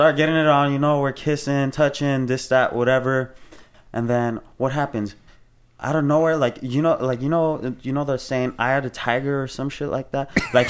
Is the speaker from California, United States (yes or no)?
yes; Los Angeles, California, United States; and I'm from Los Angeles